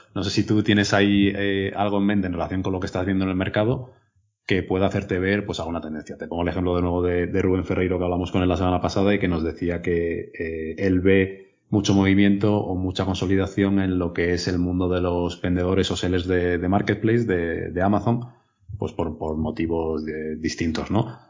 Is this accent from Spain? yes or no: yes; Extremadura, Spain; now in Madrid, Spain; soy extremeño